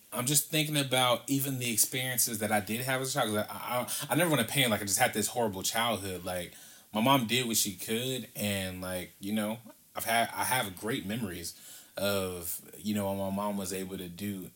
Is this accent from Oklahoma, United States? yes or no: no; Compton, California, United States; as a kid and growing up in Compton